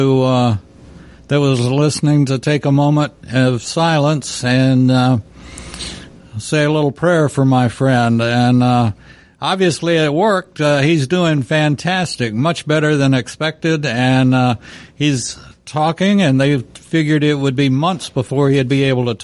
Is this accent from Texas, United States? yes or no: yes; Texas, United States; Texas town hit by tornado, yada da da da, and I looked at it, and my goodness, that's my hometown